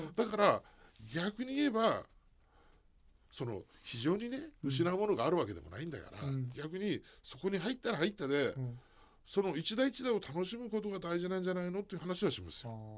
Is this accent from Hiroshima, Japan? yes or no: yes; Hiroshima, Japan; 僕は広島出身なんですけど